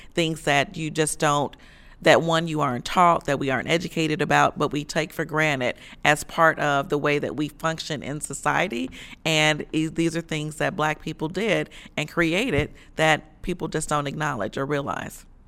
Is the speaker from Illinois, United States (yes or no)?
yes; Chicago, Illinois, United States; moved away as an adult; also born or lived in the South; I'm originally from Chicago